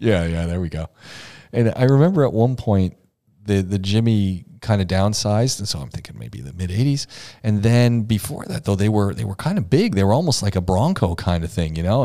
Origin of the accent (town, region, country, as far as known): Oshawa, Ontario, Canada; born or raised there